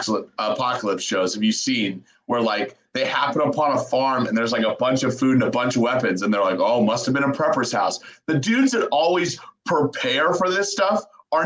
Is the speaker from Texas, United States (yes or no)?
no; Denver, Colorado, United States; moved away; growing up in Denver was awesome. I lived in Denver for 15 years.